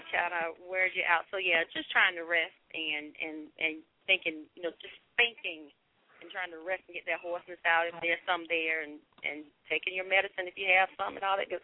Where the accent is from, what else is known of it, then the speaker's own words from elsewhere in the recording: Windsor, North Carolina, United States; moved away; I'm originally from North Carolina